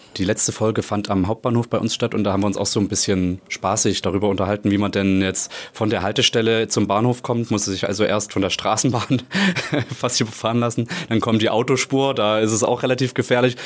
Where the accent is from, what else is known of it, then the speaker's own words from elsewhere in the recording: Plauen, Saxony, Germany; now in Leipzig, Germany; Ich komme aus Plauen